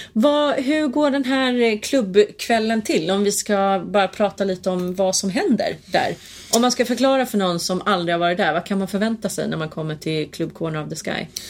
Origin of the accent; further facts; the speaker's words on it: Hälsingland, Gävleborg County, Sweden; jag är från Hälsingland.